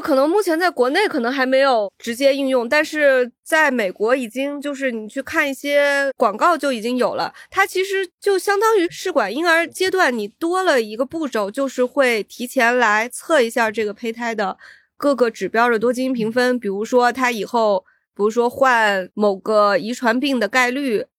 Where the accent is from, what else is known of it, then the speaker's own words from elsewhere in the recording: China; 我们中国人